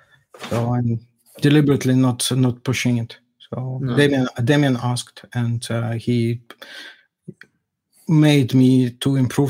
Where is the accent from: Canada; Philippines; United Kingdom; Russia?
Russia; I'm from Russia